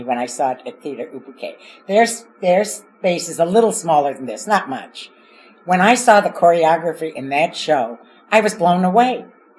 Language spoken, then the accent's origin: English; Kansas City, Missouri, United States; now in Chicago, United States; I'm from Kansas City.